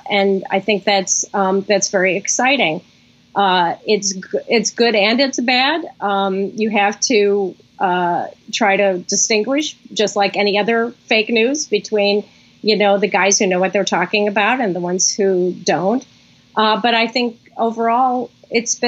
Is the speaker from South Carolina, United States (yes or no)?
no; Chicago, Illinois, United States; moved away as an adult; also born or lived in New York; When I was growing up, I grew up in Chicago